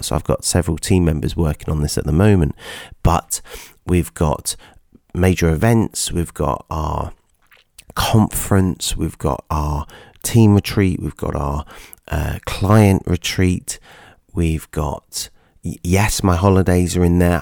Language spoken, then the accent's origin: English; Nottingham, East Midlands, United Kingdom; my hometown, Nottingham